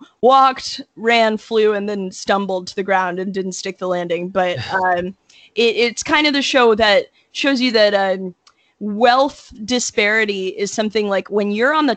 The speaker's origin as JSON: {"language": "English", "town": "New York City", "region": "New York", "country": "United States", "said": "I'm from New York originally"}